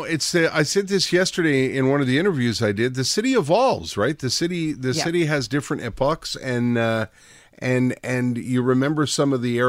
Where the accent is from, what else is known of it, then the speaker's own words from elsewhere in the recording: Winnipeg, Manitoba, Canada; now in Montreal, Canada; when I came here from Winnipeg in 1984, I remember walking down St. Catherine Street on the first couple of days I was here